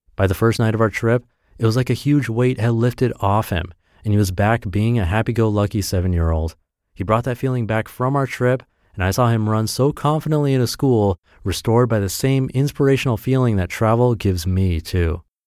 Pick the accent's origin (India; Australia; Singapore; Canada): Australia; Perth, Western Australia; moved away as an adult; also born or lived in Japan; I grew up in Perth, Western Australia